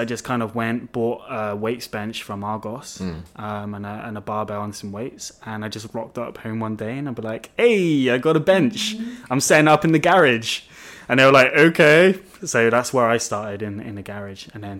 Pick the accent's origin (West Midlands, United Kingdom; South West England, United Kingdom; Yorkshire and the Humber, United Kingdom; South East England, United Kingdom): South West England, United Kingdom; Melksham; There was a gym in my hometown. I grew up in a little town called Melksham, which is in Wiltshire.